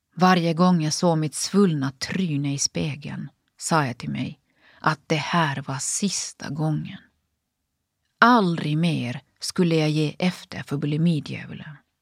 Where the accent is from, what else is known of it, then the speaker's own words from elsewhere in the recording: Finland; moved away as an adult; also born or lived in United States; jag både studerar och jobbar på heltid hemma i Finland.